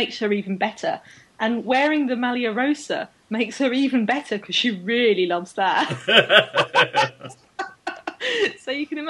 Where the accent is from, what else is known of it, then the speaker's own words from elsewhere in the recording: Australia; which I admit, as an Australian, that's probably just what you, you know, put on your jumpers for.